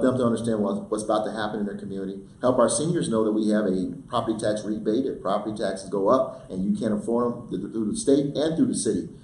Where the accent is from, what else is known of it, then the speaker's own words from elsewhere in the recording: Denver, Colorado, United States; growing up in Denver, going and being bussed out of my neighborhood Steck Elementary School